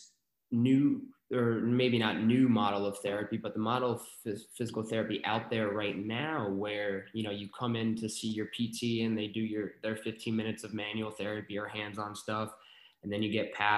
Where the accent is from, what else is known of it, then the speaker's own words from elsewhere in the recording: New York, United States; moved away as an adult; also born or lived in Arizona; now in Maryland, United States; I'm from New York